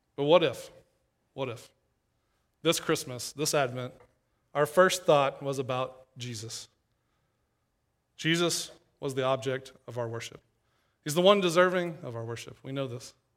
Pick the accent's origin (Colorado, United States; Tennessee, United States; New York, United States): Tennessee, United States; East; moved away as an adult; also born or lived in Knoxville, Tennessee / Louisville, Kentucky; now in Saint Louis, United States; I'm from East Tennessee, and, uh, was at a church there in Knoxville